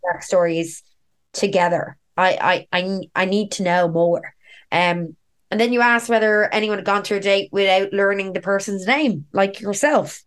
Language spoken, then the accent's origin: English; Dublin, Leinster, Ireland; I'm a dub. I'm like basically born and raised in Dublin.